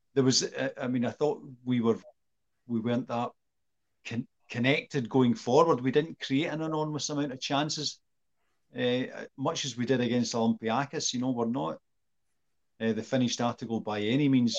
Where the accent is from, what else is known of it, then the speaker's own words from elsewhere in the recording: Scotland, United Kingdom; me and Sean are Scottish